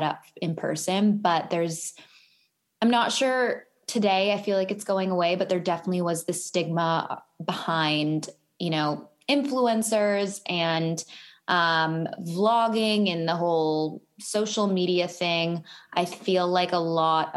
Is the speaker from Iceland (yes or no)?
no; Vancouver, British Columbia, Canada; moved away as an adult; now in Los Angeles, United States; I am from Vancouver, Canada